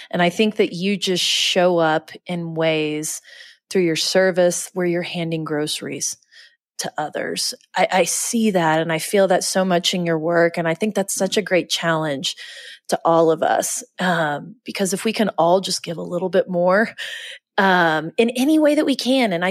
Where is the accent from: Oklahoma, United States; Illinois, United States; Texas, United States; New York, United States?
Oklahoma, United States; We're from Oklahoma.